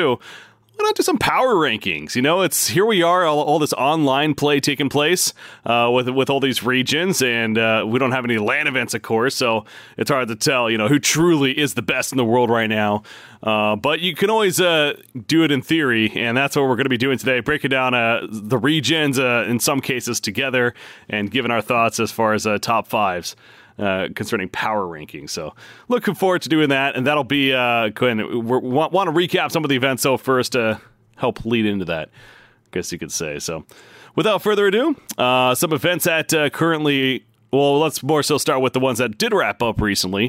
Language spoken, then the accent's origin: English; West Coast, United States; I'm from the West Coast myself as well.